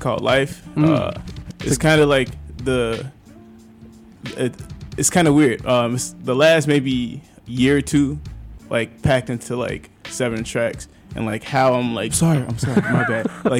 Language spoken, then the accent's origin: English; Chicago, Illinois, United States; I'm from the Hunnids.